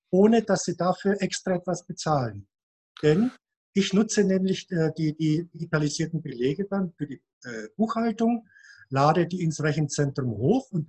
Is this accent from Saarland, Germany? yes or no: no; Munich, Bavaria, Germany; born there; hier in der Nähe von Mühldorf, gebürtiger Münchner